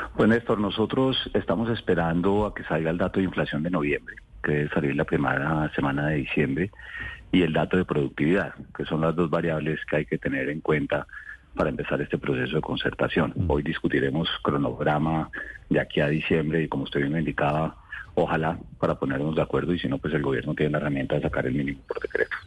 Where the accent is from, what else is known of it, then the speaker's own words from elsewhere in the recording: Colombia; como colombianos